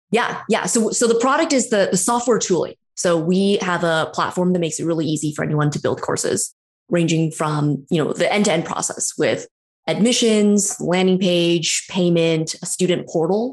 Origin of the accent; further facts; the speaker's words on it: San Francisco Bay Area, California, United States; also born or lived in New York; now in Toronto, Canada; I'm from the San Francisco Bay Area originally, born and raised